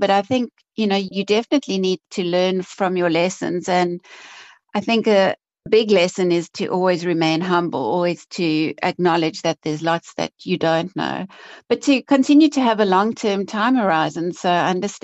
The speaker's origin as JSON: {"language": "English", "town": "Cape Town", "region": "Western Cape", "country": "South Africa", "tie": "born or raised there", "said": "I'm Cape Town born and bred. I grew up in Cape Town, went to university at UCT"}